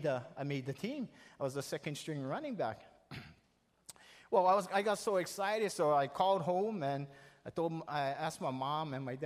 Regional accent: the Big Island, Hawaii, United States; I'm visiting from the Big Island, and I'll be going back after summer.

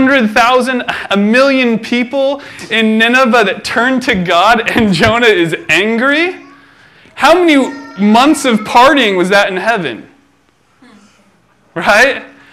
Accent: Philippines; born there; For you guys who don't know, I was born in the Philippines, and my parents were missionaries there.

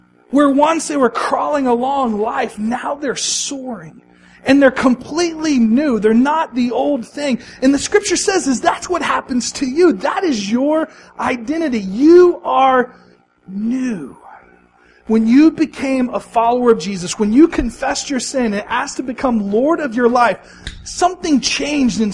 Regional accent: Texas, United States; moved away as an adult; also born or lived in Missouri / Oklahoma / Arizona; I grew up in Texas. I lived in Missouri for a while. I spent the last 8 years living in Oklahoma.

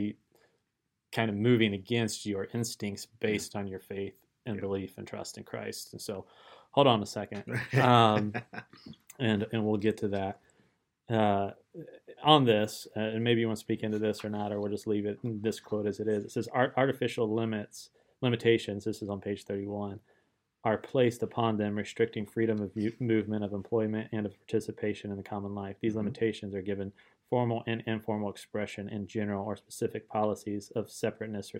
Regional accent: Middletown, Ohio, United States; also born or lived in Kentucky; I'm from Middletown, Germantown

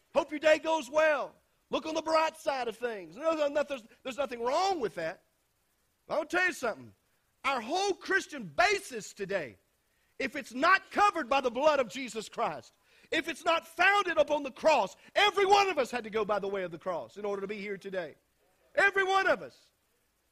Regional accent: United States; born or raised there

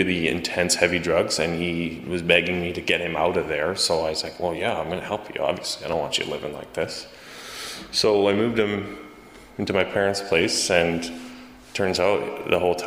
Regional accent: Calgary, Alberta, Canada; also born or lived in Chilliwack, British Columbia; I'm born in Chilliwack, BC, but I come from Calgary, Alberta.

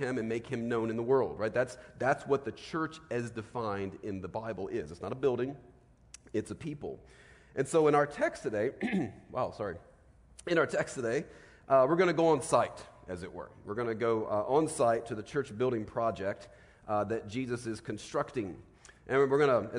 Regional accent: Virginia, United States; As a kid, I grew up in Virginia

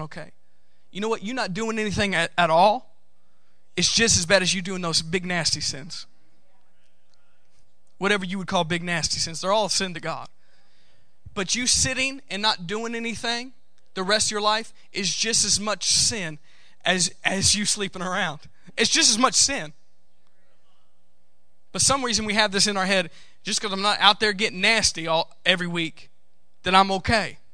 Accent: United States; I'm from the United States

